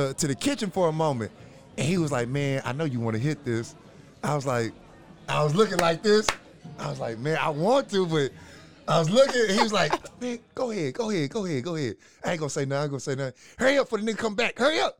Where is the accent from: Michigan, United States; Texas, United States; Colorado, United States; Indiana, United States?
Texas, United States; Waco; also born or lived in Westchester Square; all the niggas I grew up with in East Waco